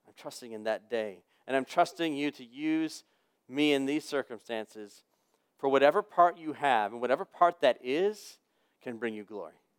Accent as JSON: {"language": "English", "country": "United States", "said": "as an American human being living in this century"}